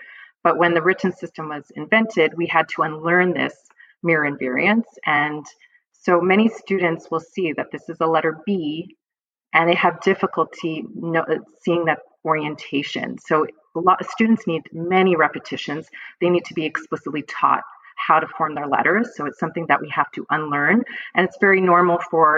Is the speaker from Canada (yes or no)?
yes; Montreal, Quebec, Canada; I'm actually from Montreal, Quebec, Canada.